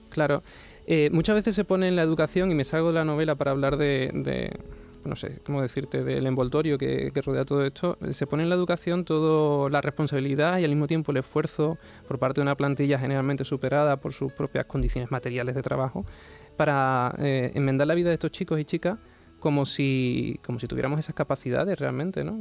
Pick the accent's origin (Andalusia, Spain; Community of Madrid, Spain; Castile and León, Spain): Andalusia, Spain; Huelva; now in Sanlúcar de Barrameda, Spain; yo soy de Huelva, sí, pero me fui de una costa a la otra